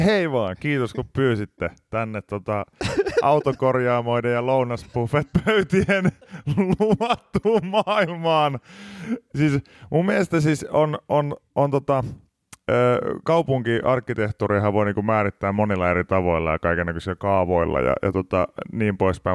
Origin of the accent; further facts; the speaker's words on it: Pori, Satakunta, Finland; now in Helsinki, Finland; olen Porista kuitenkin kotoisin